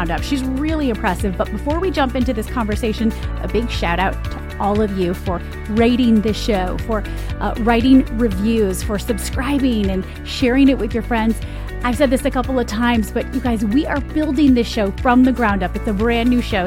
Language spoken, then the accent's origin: English; Michigan, United States; I'm from Michigan. So we're gonna go there with our accents today